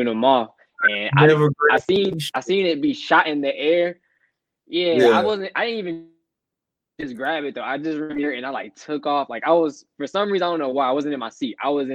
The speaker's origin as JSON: {"language": "English", "town": "Atlanta", "region": "Georgia", "country": "United States", "said": "we're all from Atlanta"}